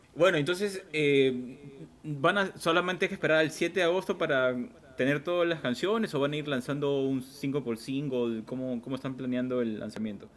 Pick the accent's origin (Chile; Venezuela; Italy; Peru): Peru; Lima; nosotros hemos crecido en Tawa, así que también somos con norteños